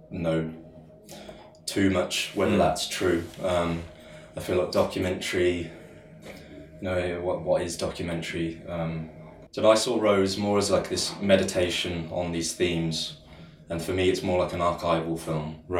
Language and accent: English; Falmouth, South West England, United Kingdom; moved away; didn't know where I belonged, didn't know, you know, I missed Falmouth, missed home